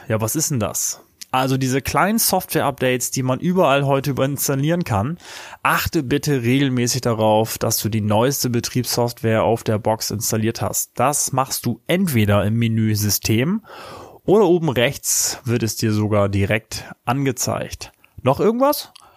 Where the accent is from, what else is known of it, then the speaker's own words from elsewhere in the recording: Germany; bei uns in Deutschland